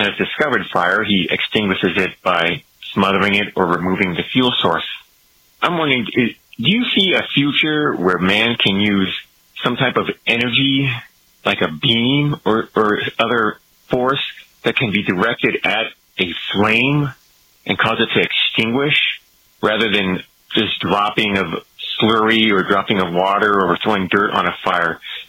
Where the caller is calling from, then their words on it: Atlanta, Georgia, United States; from Atlanta, Georgia, and I listen on TalkStream Live.